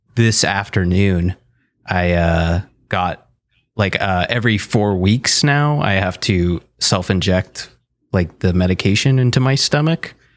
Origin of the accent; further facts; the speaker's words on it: Fonthill, Ontario, Canada; moved away as an adult; also born or lived in Toronto, Canada; now in Ottawa, Canada; I'm actually from Font Hill